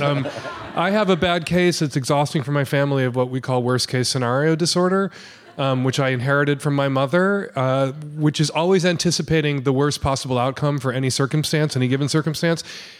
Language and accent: English; Chicago, Illinois, United States; I grew up in Rogers Park. We were very Jew adjacent in Rogers